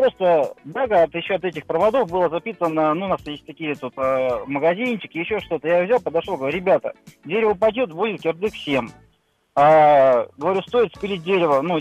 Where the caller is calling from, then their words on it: Voronezh, Voronezh Oblast, Russia; А история была такая, ну, это, грубо говоря, значит, я, кстати, из Воронежа